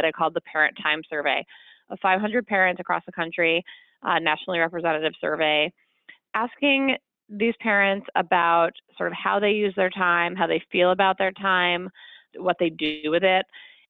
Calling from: Chicago, Illinois, United States; I'm calling from Chicago.

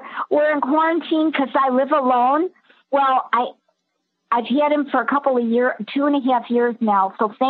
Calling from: Skokie, Illinois, United States; from Skokie, Illinois. Skokie.

